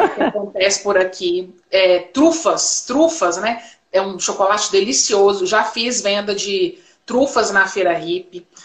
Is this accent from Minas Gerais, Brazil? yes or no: yes; Belo Horizonte, Minas Gerais, Brazil; eu sou de Belo Horizonte, Minas Gerais, Brasil